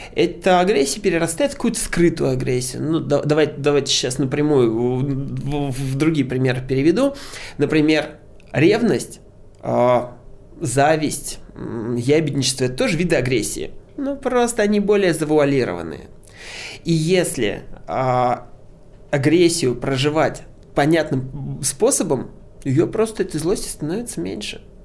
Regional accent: Moscow, Russia; Я а, родился в Москве, живу в Москве

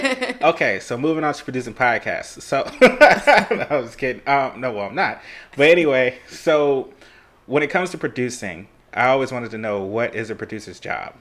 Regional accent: Tampa, Florida, United States; I'm from Tampa

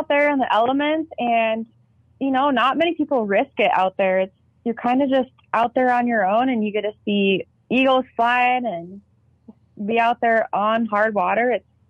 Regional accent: South Dakota, United States; so I'm from the Black Hills of South Dakota, and I'm all about getting people involved in the outdoors

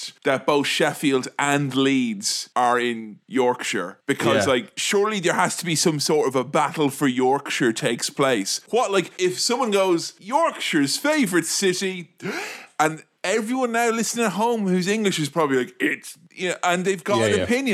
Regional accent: Ireland; I'm from Ireland

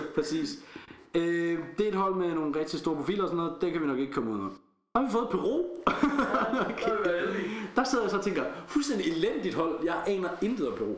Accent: Denmark

